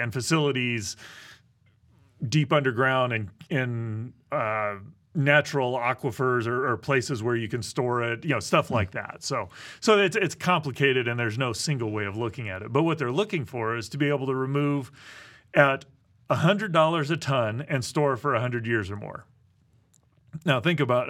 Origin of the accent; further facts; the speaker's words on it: Midwest, United States; I grew up in the Midwest